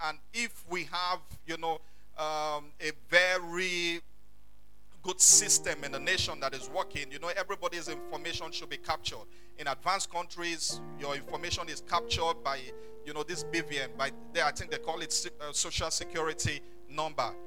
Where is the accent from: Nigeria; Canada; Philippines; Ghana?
Nigeria; Ondo; I'm from Ondo town in Ondo state.